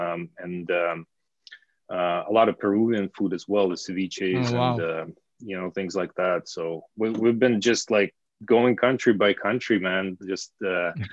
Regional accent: small town near Ulyanovsk, Ulyanovsk Oblast, Russia; moved away; I'm from a small town, really, kind of middle of nowhere

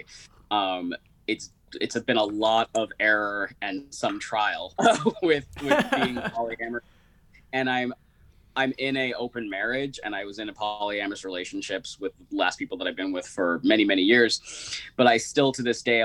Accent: Berkeley, California, United States; I grew up in Berkeley, California

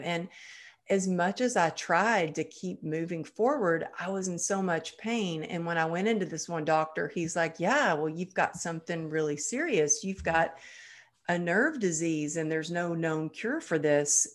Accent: Texas, United States; growing up in Texas

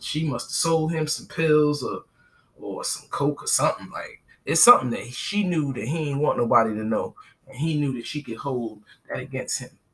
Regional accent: New York, New Jersey, United States; now in Southern United States; I'm from New Jersey, New York

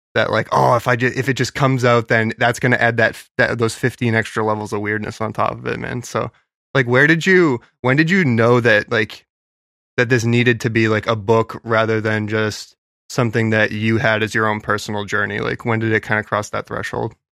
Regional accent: New Hampshire, United States; we're from New Hampshire

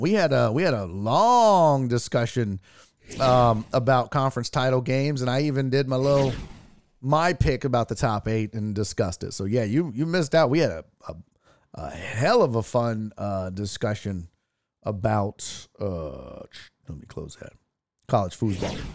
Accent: Houston, Texas, United States; I'm born and raised in Houston, Texas

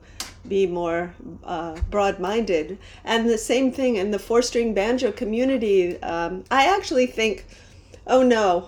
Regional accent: New Jersey, United States; moved away as an adult; also born or lived in Manhattan, New York; now in New York, United States; I grew up in New Jersey, but I've been in New York since I was about 20, 21.

